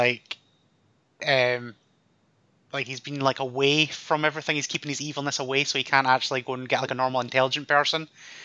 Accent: Scotland, United Kingdom; we're Scottish

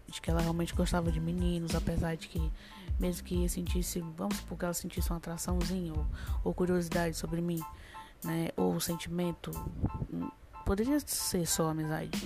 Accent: Rio Grande do Norte, Brazil; now in Fortaleza, Brazil; eu sou do Grande Norte, mas atualmente eh, eu tô aqui por Fortaleza há 7, 8 anos

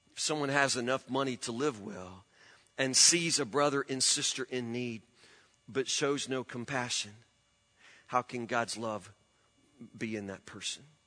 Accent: Woodburn, United States; I grew up in Woodburn.

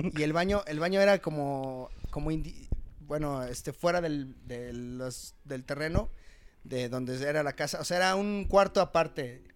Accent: Chimalhuacán, State of Mexico, Mexico; moved away; desde que me salí de Chimalhuacán

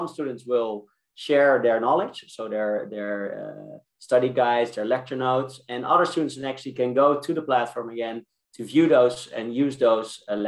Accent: Amsterdam, North Holland, Netherlands; I'm from Amsterdam.

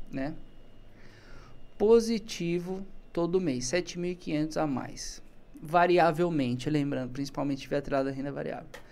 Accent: Brazil; Eu sou brasileiro

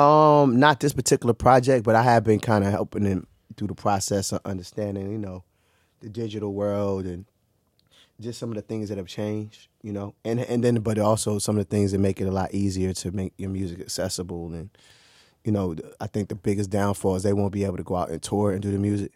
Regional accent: Maryland, United States; also born or lived in Orange, New Jersey / East Orange, New Jersey / Newark, New Jersey; my school year semesters here in Maryland

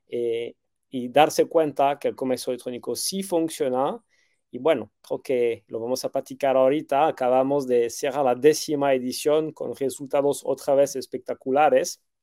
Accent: France; moved away as an adult; now in Mexico City, Mexico; llegué a México casi 14 años atrás, tengo 20 años de experiencia, eh, me siento chilango, tengo un niño que nació aquí, un niño que nació en Francia, eh, soy más chilango tech que French tech

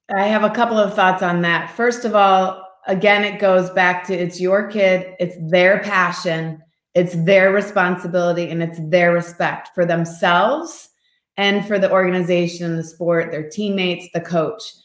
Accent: Midwest, United States; moved away; also born or lived in Seattle / Florida; We grew up in the Midwest

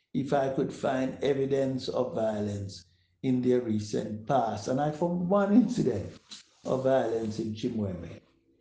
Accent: Jamaica; our fellow Jamaicans

